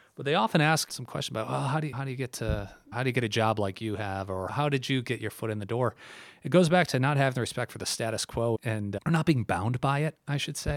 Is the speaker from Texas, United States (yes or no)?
no; Milford, Michigan, United States; moved away as an adult; now in New York City, United States; I am from Milford, born and raised